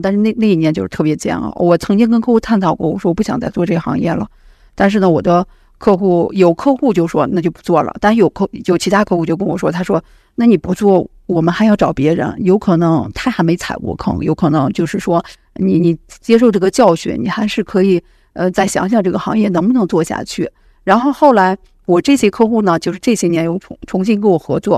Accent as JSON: {"language": "Chinese", "country": "China", "said": "我们中国人其实他的资产负债表还是很健康的"}